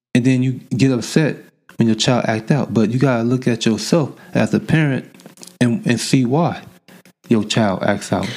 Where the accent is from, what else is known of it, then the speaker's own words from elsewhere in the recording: Oakland, California, United States; Growing up in Oakland